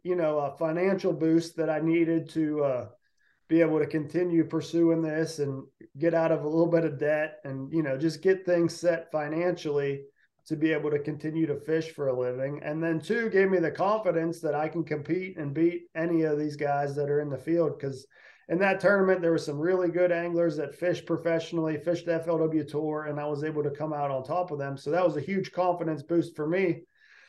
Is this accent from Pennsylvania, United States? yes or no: yes; Pittsburgh, Pennsylvania, United States; I grew up around Pittsburgh, Pennsylvania